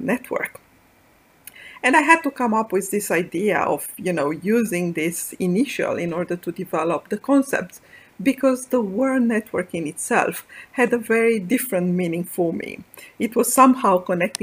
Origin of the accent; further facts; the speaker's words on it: Bucharest, Romania; moved away; I grew up in Bucharest, Romania, the first daughter of a small family.